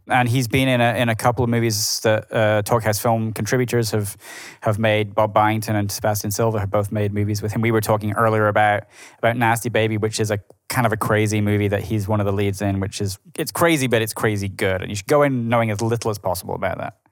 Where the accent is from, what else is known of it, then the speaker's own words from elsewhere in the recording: Edinburgh, Scotland, United Kingdom; moved away as an adult; now in New York, United States; my hometown in Edinburgh